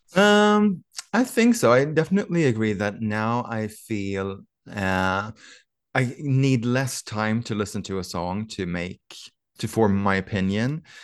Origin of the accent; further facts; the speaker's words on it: Sweden; we are from Sweden